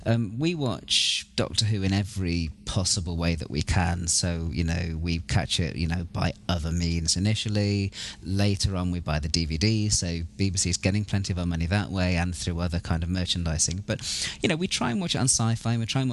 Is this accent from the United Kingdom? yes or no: yes; United Kingdom; moved away as an adult; now in United States; I'm a British resident alien. So I'm living in the US. I've been here for the last 3 or 4 years.